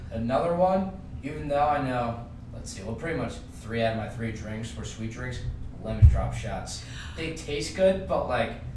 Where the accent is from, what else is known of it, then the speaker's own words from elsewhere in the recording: Long Island, New York, United States; I'm from Long Island.